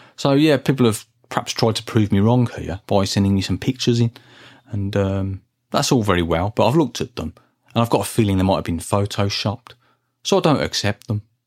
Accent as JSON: {"language": "English", "town": "Birmingham", "region": "West Midlands", "country": "United Kingdom", "tie": "born or raised there", "said": "when I was growing up in Birmingham in the nineteen eighties"}